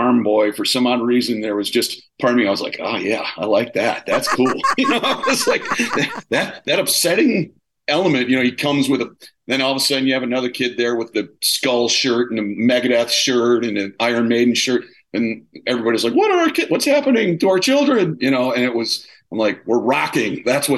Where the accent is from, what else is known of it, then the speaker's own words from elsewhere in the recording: Milwaukee, Wisconsin, United States; now in Los Angeles, United States; I grew up in Milwaukee, like in Wisconsin and then Milwaukee.